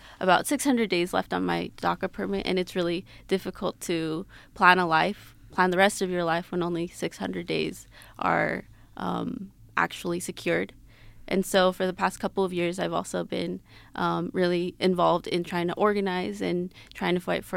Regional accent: Salt Lake City, Utah, United States; also born or lived in Cuernavaca, Morelos, Mexico; I was born in Cuernavaca, Morelos, Mexico. I immigrated with my family when I was 5 years old. That was back in 2001, and I've grown up here in Salt Lake City, Utah, ever since.

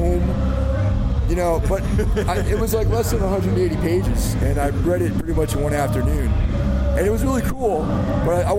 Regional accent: Carmel, New York, United States; now in Brooklyn, United States; But I'm from New York originally. I live in Brooklyn. And I grew up outside the city in a small town called Carmel

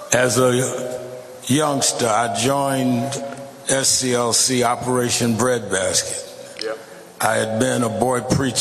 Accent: New York, United States; I became youth director of the chapter in New York

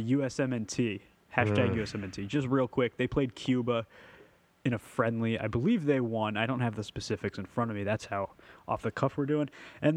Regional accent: London, United Kingdom; I'm from London.

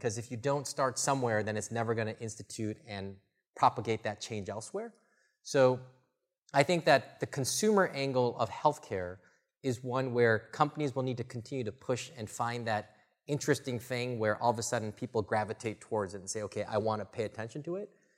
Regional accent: the Midwest, Michigan, United States; now in Bay Area, United States; I grew up in the Midwest, you know, Michigan or these other places

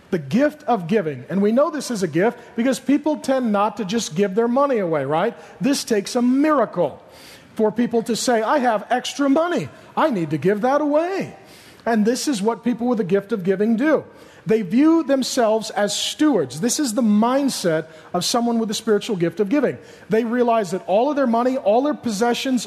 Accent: SeaTac, Washington, United States; I grew up in SeaTac, and we had some really lean, hard times.

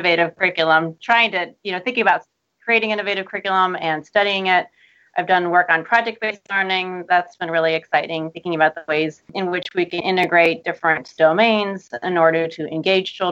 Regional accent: Cincinnati, Ohio, United States; moved away as an adult; also born or lived in Minnesota / Michigan; I grew up in Cincinnati, Ohio

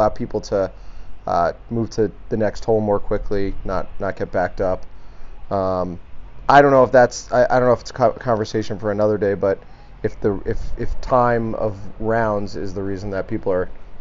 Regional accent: New York, United States; now in Omaha, United States; As a New Yorker

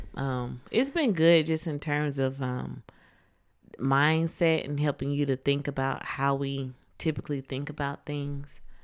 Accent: Atlanta, Georgia, United States; I'm from Atlanta

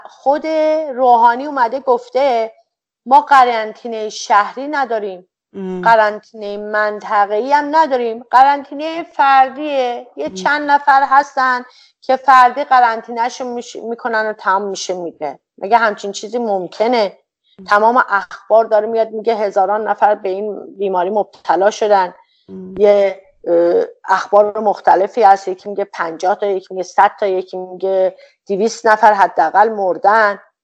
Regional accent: Iran; به عنوان یک ایرانی

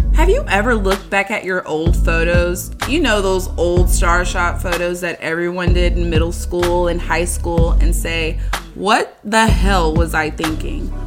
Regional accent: San Diego, California, United States; moved away as an adult; now in San Jose, United States; I moved from San Diego, my hometown, to my current home, San Jose

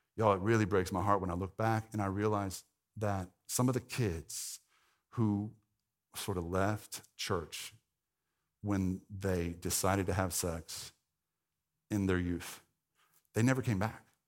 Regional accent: the Bible Belt, United States; if you grew up in the Bible Belt, like I did

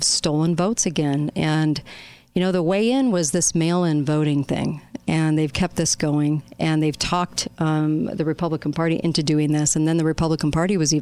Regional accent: Utah, United States; this race is in Utah, my home state

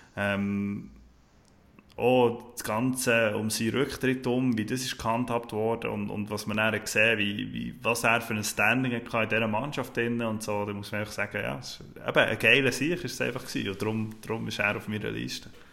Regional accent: Bern, Switzerland; für mich als Berner

